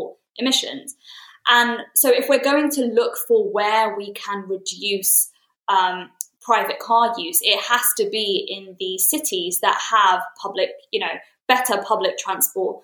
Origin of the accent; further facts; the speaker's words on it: London, United Kingdom; I'm from East London and I was raised in East London